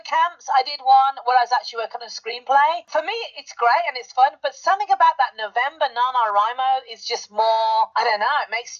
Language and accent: English; United Kingdom; You're talking to me, I'm British. I have a thick accent too.